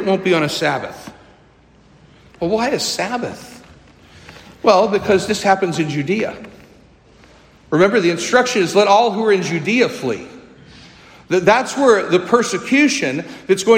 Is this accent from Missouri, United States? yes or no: yes; St. Louis, Missouri, United States; also born or lived in New Orleans / North Carolina; I grew up here in St. Louis